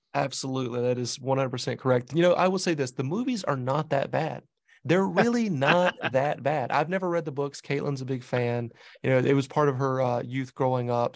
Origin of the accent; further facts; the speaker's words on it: the South, Southern United States, United States; accent: southern; now in Boston, United States; It reminds me of home, you know, that southern, that southern accent